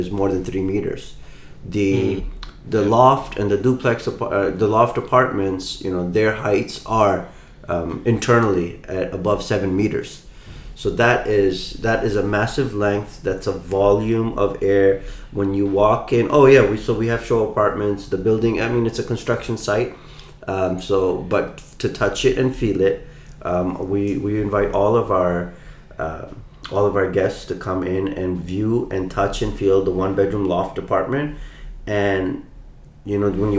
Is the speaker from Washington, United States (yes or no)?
no; Mississippi, United States; now in Dubai, United Arab Emirates; I grew up in Mississippi back in '89, and we had dishwashers there